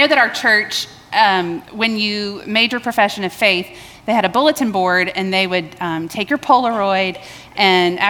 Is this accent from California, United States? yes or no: no; Baton Rouge, Louisiana, United States; now in Columbia, United States; I was born in Baton Rouge, Louisiana